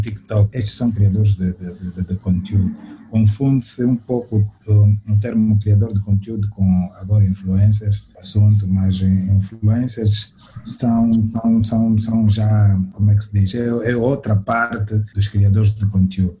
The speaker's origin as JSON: {"language": "Portuguese", "region": "Cabinda", "country": "Angola", "moved": "yes", "lives_now": "Luanda, Angola", "said": "nós saímos, saímos de Cabinda"}